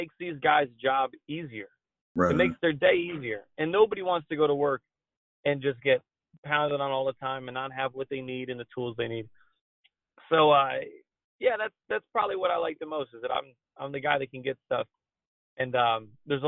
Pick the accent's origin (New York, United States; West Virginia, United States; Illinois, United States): New York, United States; growing up in New York